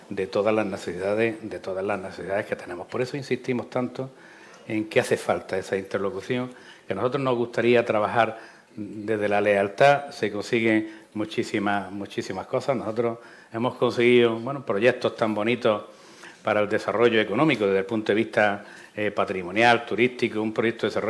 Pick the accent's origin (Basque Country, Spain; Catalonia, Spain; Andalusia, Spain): Andalusia, Spain; Baza; en Baza, en mi tierra